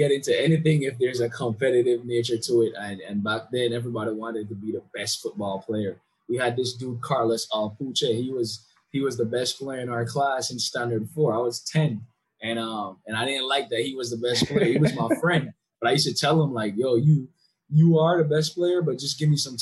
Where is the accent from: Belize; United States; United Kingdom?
Belize; Belmopan, Cayo District; born and raised in Belmopan City